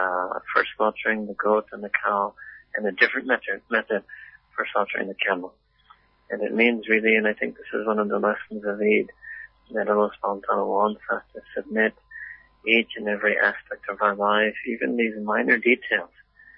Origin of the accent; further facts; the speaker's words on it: Afghanistan; English is a second language; I come from Afghanistan.